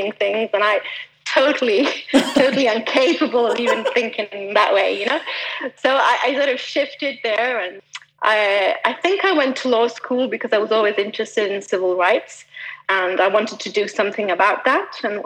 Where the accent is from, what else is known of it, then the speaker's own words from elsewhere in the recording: Milan, Lombardy, Italy; also born or lived in Switzerland; I was born in Switzerland, but just by chance, just over the border. But I grew up in Milan.